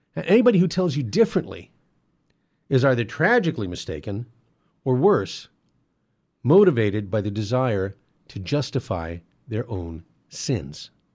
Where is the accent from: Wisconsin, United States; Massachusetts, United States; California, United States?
California, United States; San Gabriel Valley, Southern; I live in Southern California, and I grew up here in the San Gabriel Valley at the, uh, bottom of the foothills